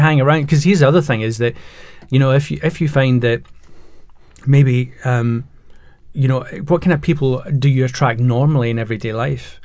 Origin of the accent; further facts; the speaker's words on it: Scotland, United Kingdom; now in England; I'm Scottish and the you know living in England